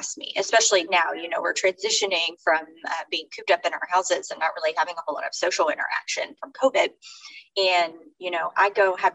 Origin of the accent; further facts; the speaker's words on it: Fort Worth, Texas, United States; also born or lived in Houston area, Texas; now in Houston, United States; I'm from Fort Worth